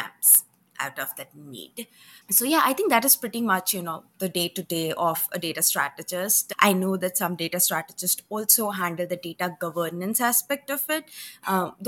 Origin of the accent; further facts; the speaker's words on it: India; moved away as an adult; now in United States; I did my bachelor's back in India. So I left my hometown, flew 8,000 miles with two bags